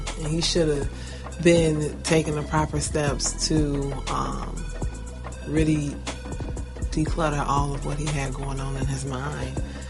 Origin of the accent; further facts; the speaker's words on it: Chicago, Illinois, United States; I'm from Chicago, because I'm a Chicagoan. Forever.